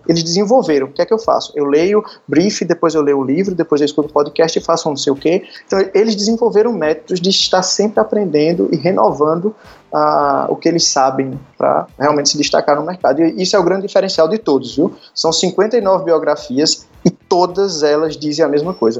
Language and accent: Portuguese; Arcoverde, Pernambuco, Brazil; moved away as an adult; now in Recife, Brazil; eu sou de Arco Verde, sou do interior de Pernambuco